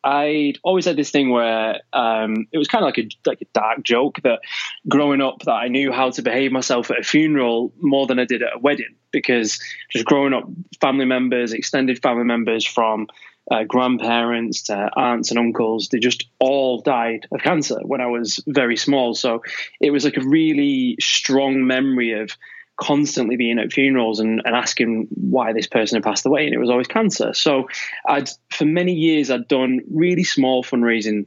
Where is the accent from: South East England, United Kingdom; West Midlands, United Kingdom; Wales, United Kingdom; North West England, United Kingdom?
North West England, United Kingdom; Manchester; now in Devon, United Kingdom; I'm actually from Manchester